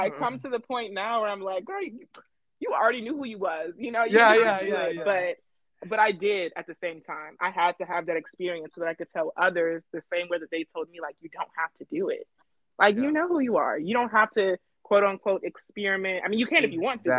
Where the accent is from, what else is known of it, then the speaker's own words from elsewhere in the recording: Atlanta, Georgia, United States; moved away as an adult; also born or lived in Chicago, Illinois; now in Oregon, United States; I've lived in Chicago, but I was born and raised in Atlanta.